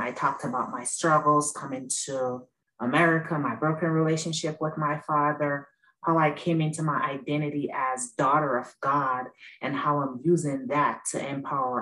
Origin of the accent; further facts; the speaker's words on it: Jamaica; now in Maryland, United States; I was born and raised in Jamaica.